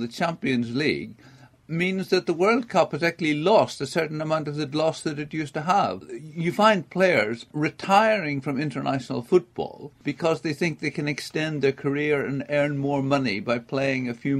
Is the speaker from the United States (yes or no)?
no; England, United Kingdom; I'm from England, and you know, we're supposedly a big country